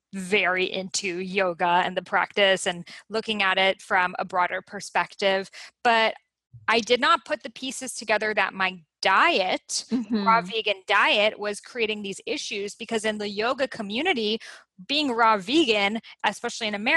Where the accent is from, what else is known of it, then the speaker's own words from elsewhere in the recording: Boston, Massachusetts, United States; English is a second language; I lived in Boston. I grew up in Boston